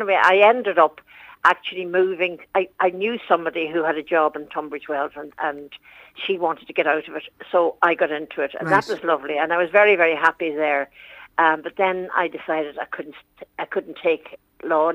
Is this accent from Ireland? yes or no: yes; Donegal, Ulster, Ireland; also born or lived in Bexhill-on-Sea, England; now in Multyfarnham, Ireland; I'm from Donegal